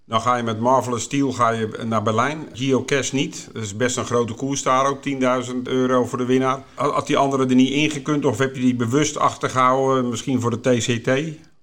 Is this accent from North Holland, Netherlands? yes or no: yes; Haarlemmermeer, North Holland, Netherlands; also born or lived in Voorburg; we zijn toen verhuisd naar, eh, toen was ik drie of vier, naar de Halemermeer.